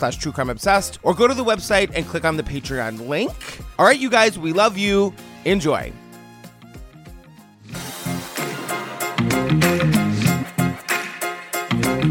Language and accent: English; Cape Cod, Massachusetts, United States; also born or lived in Boston; I grew up on Cape Cod